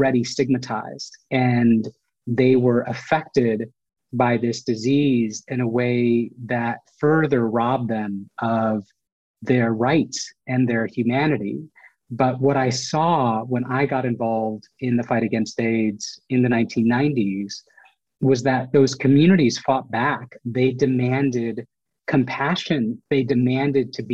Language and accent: English; United States; I was born in the United States. They came from India to the United States to make a better life.